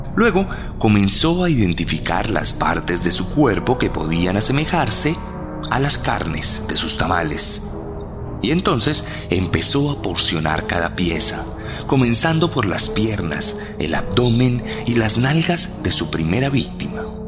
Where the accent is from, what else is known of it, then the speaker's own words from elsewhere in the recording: Colombia; lo digo como colombiano